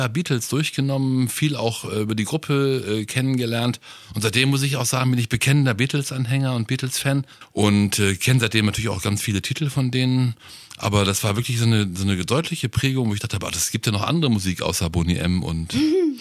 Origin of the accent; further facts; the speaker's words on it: North Rhine-Westphalia, Germany; ich bin ja aus Nordrhein-Westfalen